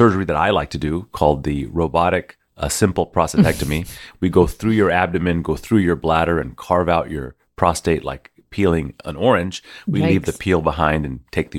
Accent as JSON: {"language": "English", "town": "Houston", "region": "Texas", "country": "United States", "said": "I'm from Houston."}